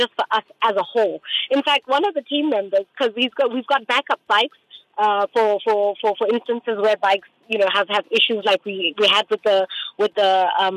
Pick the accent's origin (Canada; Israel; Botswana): Botswana; I'm from Botswana.